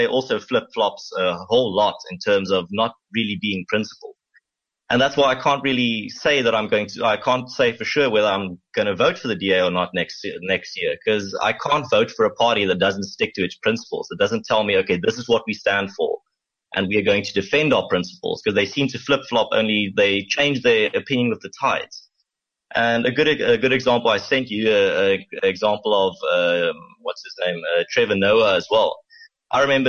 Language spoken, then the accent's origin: English; South Africa; This is my home. This has been my home for as long as since I was born.